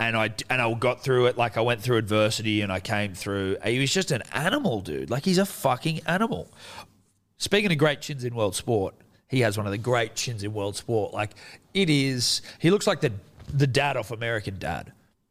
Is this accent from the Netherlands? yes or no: no; Australia; obviously we're biased Australian to Australian